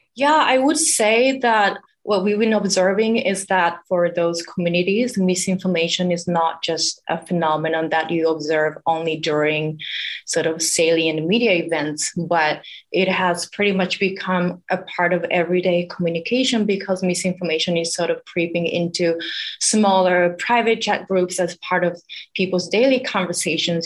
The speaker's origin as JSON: {"language": "English", "country": "Japan", "moved": "as an adult", "lives_now": "United States", "said": "I'm originally from Japan"}